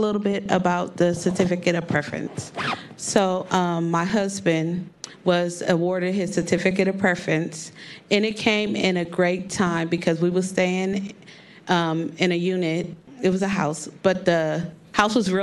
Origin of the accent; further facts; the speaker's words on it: San Francisco, California, United States; also born or lived in Oakland; I was born in Oakland and raised here in San Francisco